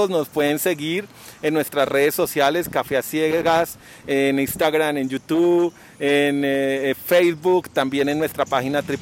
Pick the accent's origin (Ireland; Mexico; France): France; Spanish is a second language; Soy francés.